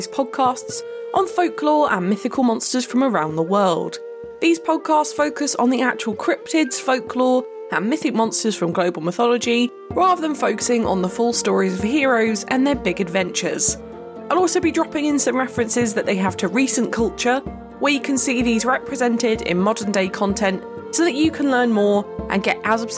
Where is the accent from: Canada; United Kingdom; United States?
United Kingdom; as a Brit